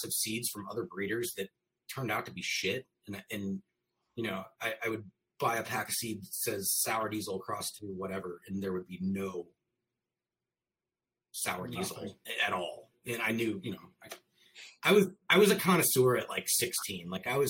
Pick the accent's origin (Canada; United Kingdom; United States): United States; St. Louis, Missouri; also born or lived in Chicago; I'm from St. Louis, Missouri.